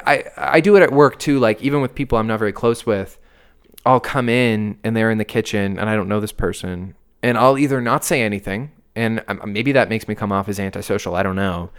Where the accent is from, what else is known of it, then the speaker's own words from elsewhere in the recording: Canada; we're Canadian